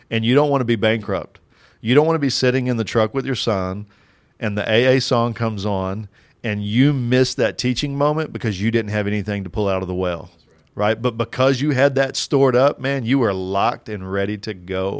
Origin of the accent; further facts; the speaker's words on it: Kentucky, United States; I'm from Kentucky